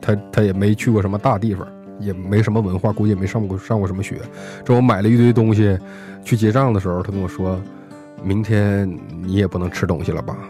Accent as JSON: {"language": "Chinese", "region": "Northeast China", "country": "China", "said": "就是你说我是东北人嘛，东北来的嘛，可能我"}